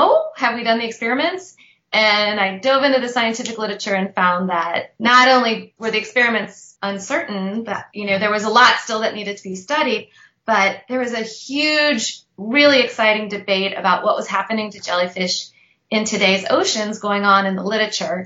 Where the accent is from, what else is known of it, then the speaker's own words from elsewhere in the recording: St. Louis, Missouri, United States; also born or lived in Israel; now in Austin, United States; I grew up totally landlocked in Missouri, in St. Louis